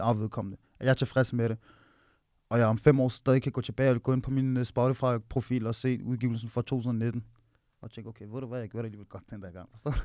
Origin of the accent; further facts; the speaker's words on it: Nivå, Capital Region of Denmark, Denmark; deroppe på, hvor jeg er fra